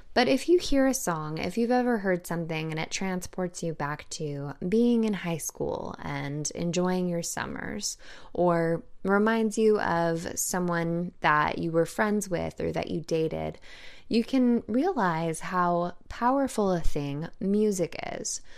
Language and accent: English; California, United States; moved away; I'm from California, and the majority of my family is still located in California